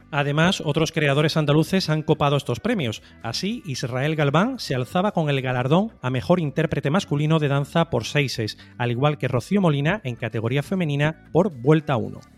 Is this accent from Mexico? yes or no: no; Nicaragua; first language Spanish; moved away; yo soy nicaragüense, lo soy a la manera de quien no puede ser otra cosa.